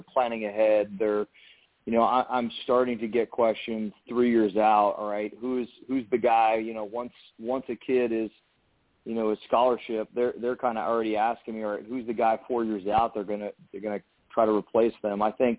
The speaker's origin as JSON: {"language": "English", "region": "just north of New York City", "country": "United States", "tie": "born or raised there", "said": "So I grew up actually just north of New York City"}